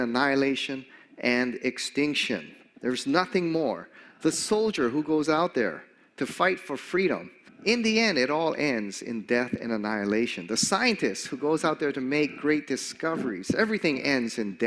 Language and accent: English; Hawaii, United States; I grew up here in Hawaii in a Japanese-American home